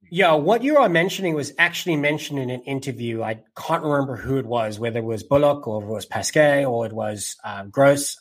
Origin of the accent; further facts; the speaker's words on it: South Africa; me being South African, having rugby a part of my life from as far back as I can remember